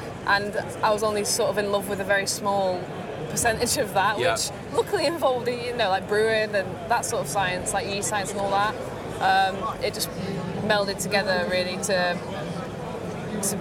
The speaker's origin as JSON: {"language": "English", "town": "Blackpool", "region": "North West England", "country": "United Kingdom", "also_born_or_lived": "London", "moved": "as an adult", "said": "I'm originally from Blackpool, so up north."}